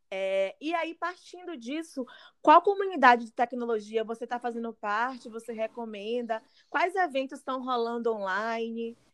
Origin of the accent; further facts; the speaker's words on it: Northeast Region, Brazil; moved away as an adult; also born or lived in Southeast Brazil; eu sinto enquanto mulher negra e nordestina, que saí do Nordeste, vim aqui para o Sudeste para tentar carreira